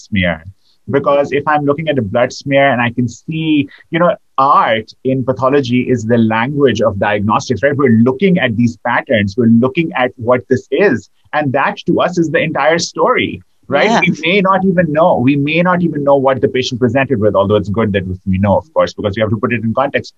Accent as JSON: {"language": "English", "country": "Pakistan", "tie": "born or raised there", "moved": "yes", "said": "I grew up in Pakistan"}